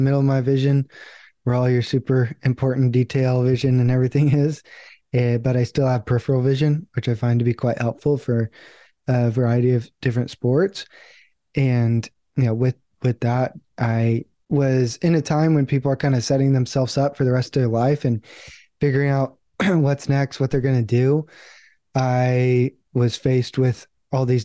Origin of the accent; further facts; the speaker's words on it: San Diego, California, United States; I grew up in San Diego. I still live in San Diego